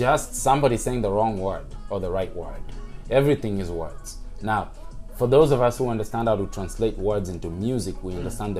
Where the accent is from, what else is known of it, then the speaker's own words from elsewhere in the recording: Langata, Nairobi, Kenya; Growing up in Langata, bro, as I said, I saw kids at 15 years old, doing big things with businesses.